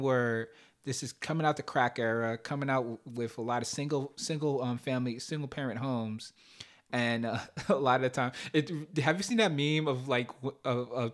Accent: New York City, New York, United States; me growing up in Brooklyn, the place where people congregate is the stoop

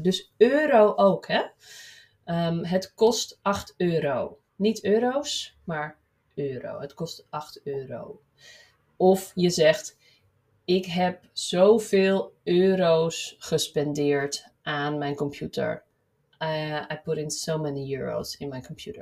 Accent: Amsterdam, North Holland, Netherlands; ik kom uit Amsterdam of uit de buurt van Amsterdam

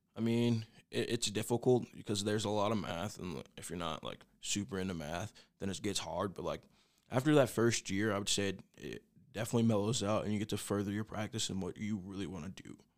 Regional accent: Oklahoma City, Oklahoma, United States; moved away as an adult; now in Goodland, United States; I'm from Oklahoma City

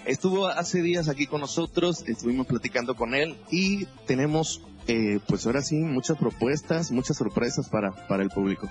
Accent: Real del Oro, Veracruz, Mexico; yo soy originario de Veracruz, vengo de un pueblito que se llama Real del Oro

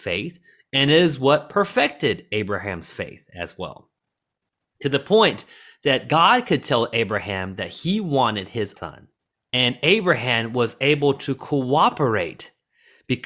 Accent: the South, United States; Growing up in the South and watching movies about sports

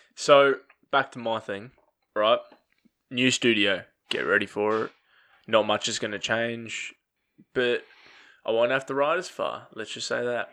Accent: Australia; we don't drink Fosters.

